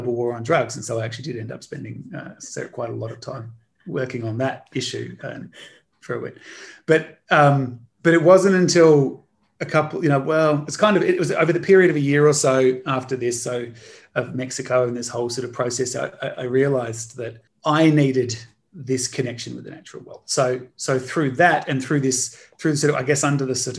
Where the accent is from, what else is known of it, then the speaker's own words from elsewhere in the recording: Australia; growing up in Australia, I grew up in a mud brick house